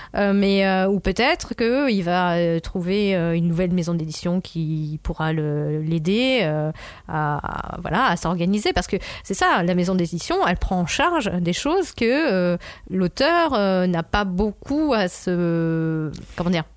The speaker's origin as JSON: {"language": "French", "country": "France", "said": "en tant que Français"}